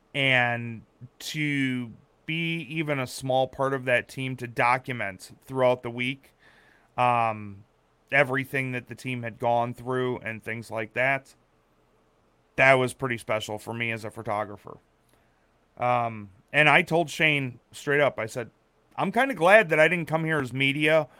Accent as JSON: {"language": "English", "region": "Wisconsin", "country": "United States", "tie": "born or raised there", "said": "I grew up in Wisconsin"}